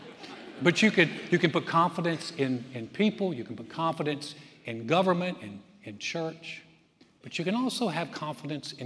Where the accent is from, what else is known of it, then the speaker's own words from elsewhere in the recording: North Carolina, United States; now in Texas, United States; I grew up in North Carolina.